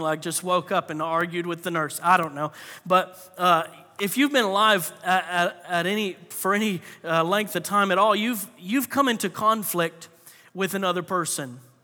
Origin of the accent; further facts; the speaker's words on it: Florida, United States; I grew up in Florida